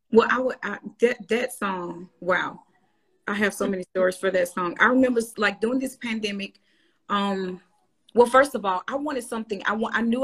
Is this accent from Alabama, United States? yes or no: yes; Birmingham, Alabama, United States; moved away as an adult; now in Nashville, United States; I'm from Birmingham, Alabama